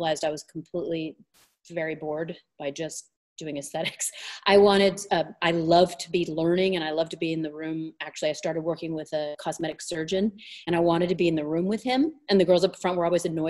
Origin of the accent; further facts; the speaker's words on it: Southern California, United States; So I grew up in Southern California. I've lived in different states, but Southern California has always been my home